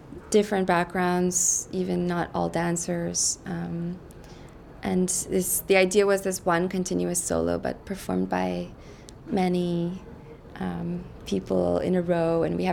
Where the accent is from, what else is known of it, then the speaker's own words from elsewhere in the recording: Canada; moved away as an adult; now in Brussels, Belgium; I'm Canadian. I'm born in Canada